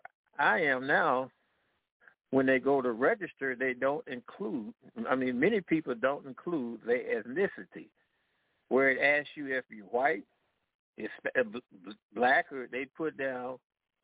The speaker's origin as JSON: {"language": "English", "town": "St. Louis", "region": "Missouri", "country": "United States", "tie": "born or raised there", "moved": "yes", "lives_now": "Louisiana, United States", "said": "I grew up in the St. Louis area. I live over in Louisiana now."}